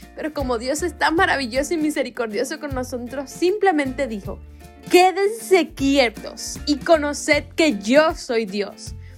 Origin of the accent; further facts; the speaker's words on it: Cuba; Aquí en mi país, Cuba, le decimos espejuelos